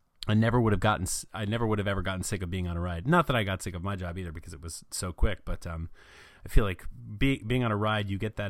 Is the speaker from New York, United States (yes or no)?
no; Fort Lauderdale, Florida, United States; also born or lived in North Carolina; Yeah, I was born in North Carolina, but I spent the really early formative years living down in Southern Florida. My family lived in Fort Lauderdale